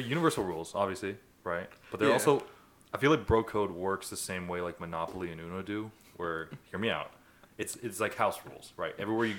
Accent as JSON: {"language": "English", "country": "United States", "said": "I am American."}